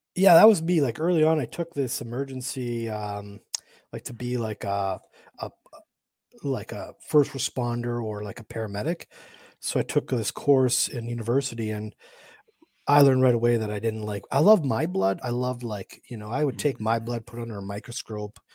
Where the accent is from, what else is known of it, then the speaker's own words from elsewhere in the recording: Canada; also born or lived in Michigan, United States / St. Louis, Missouri, United States; I'm from Canada.